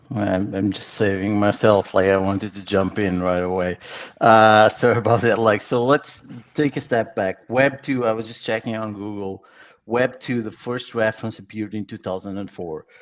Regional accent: Lisbon, Portugal; I'm actually born and raised in Lisbon, so Lisbon native.

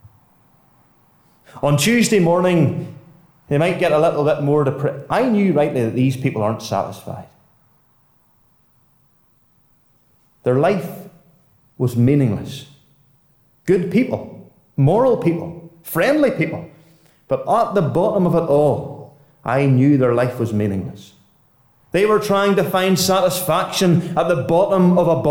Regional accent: Ballymoney, Northern Ireland, United Kingdom; I was born in Balmoney.

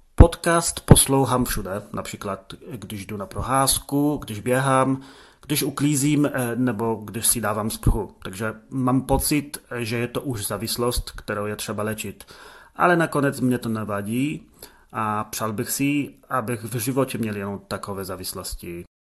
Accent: Poland; Czech is a second language; som Polak.

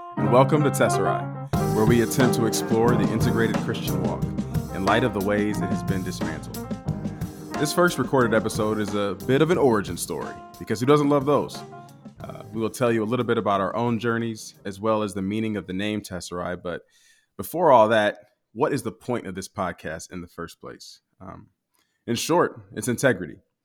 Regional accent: United States; a black man growing up in the United States

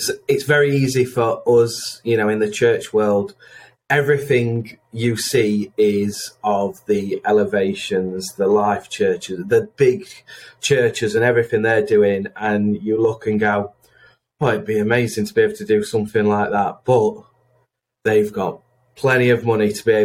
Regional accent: Chesterfield, East Midlands, United Kingdom; I'm from Chesterfield, big town, amazing town, big club, big football team.

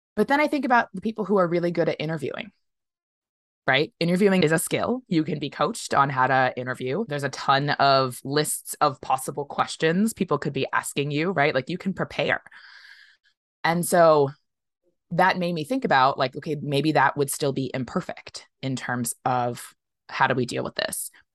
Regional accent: United States; I as an American

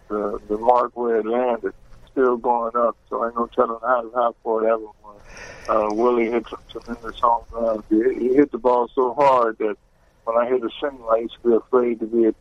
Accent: Cincinnati, Ohio, United States; it was my hometown

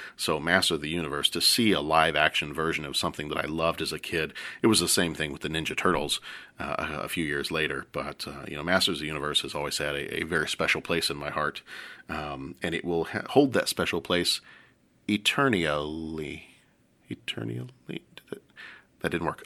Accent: the South, United States; moved away; I'm from the South

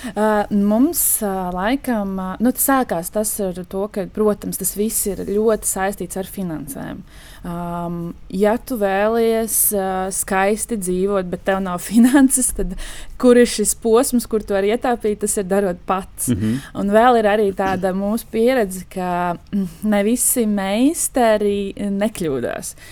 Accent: Dobele, Dobele Municipality, Latvia; also born or lived in Riga; pati es esmu no Dobeles

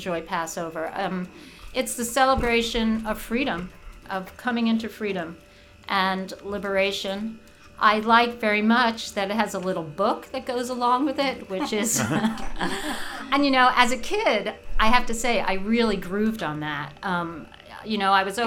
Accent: New York City, New York, United States; moved away; I grew up in Brooklyn where probably half the class was Jewish

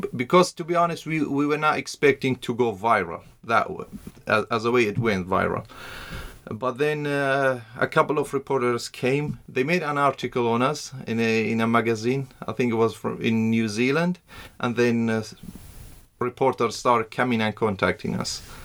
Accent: Iraq; also born or lived in Iran / Shaqlawa, Iraq / Saladin, Iraq / Ankara, Turkey; I was born in uh, Iran in uh, 85. I'm originally from Iraq, but before I was born, my, my family was uh, they were refugees in Iran, and we came back in '91

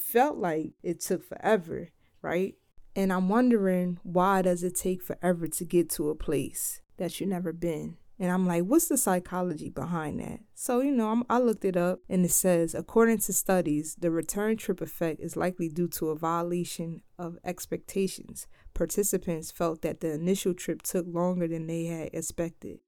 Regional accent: Philadelphia, Pennsylvania, United States; now in Delaware, United States; I'm from Philly. I live in Delaware.

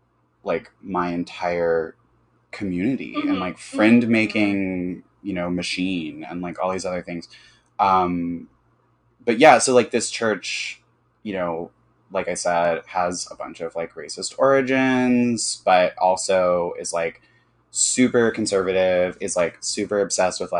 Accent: Birmingham, Alabama, United States; I grew up in Birmingham, Alabama, and I grew up in a very evangelical community

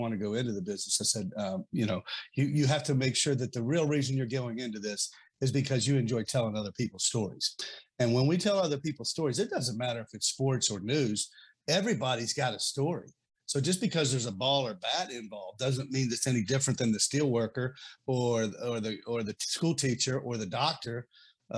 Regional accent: Beckley, West Virginia, United States; I was born in Beckley

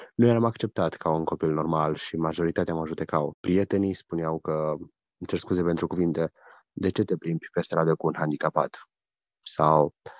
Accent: Austria; Sunt din Austria, frecventez biserica Maranata din Lenzing

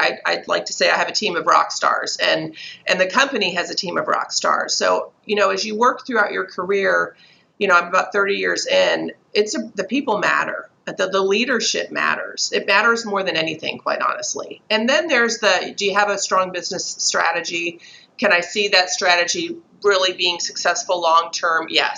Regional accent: Texas, United States; accent: Southern; also born or lived in Chicago / New Jersey; Then I went to Texas and I was in Austin and Houston both. Then we had a quick little stint in New Jersey, which coming in as a Texan with a full out Southern accent was a little challenging

